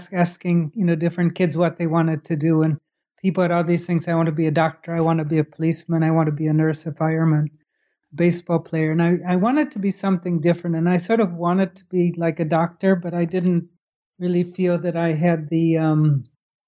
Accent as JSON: {"language": "English", "town": "Chicago", "region": "Illinois", "country": "United States", "tie": "born or raised there", "also_born_or_lived": "Baltimore / Netherlands / Scotland / England", "moved": "as an adult", "lives_now": "Falmouth, United States", "said": "I grew up in Chicago."}